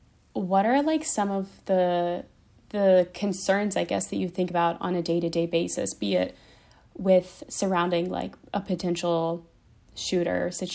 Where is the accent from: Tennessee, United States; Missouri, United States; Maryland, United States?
Tennessee, United States; Sewanee; now in Nashville, United States; So I live in Nashville now, but I grew up in Sewanee, which is an hour and a half south of Nashville in Tennessee.